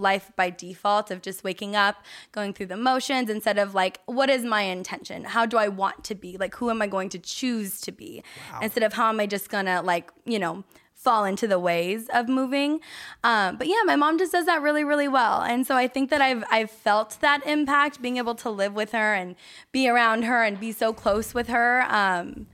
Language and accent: English; Santa Clarita, California, United States; moved away as an adult; also born or lived in San Diego / Australia; I grew up in Santa Clarita, which is high desert portion of the LA County.